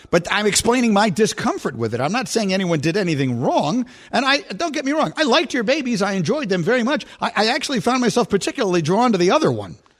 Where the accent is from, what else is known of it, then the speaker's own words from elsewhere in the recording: New York, United States; when I was growing up in New York in the seventies